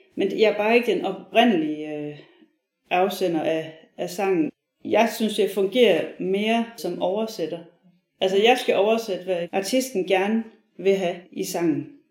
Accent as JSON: {"language": "Danish", "town": "Viborg", "region": "Central Denmark Region", "country": "Denmark", "said": "jeg er fra Viborg"}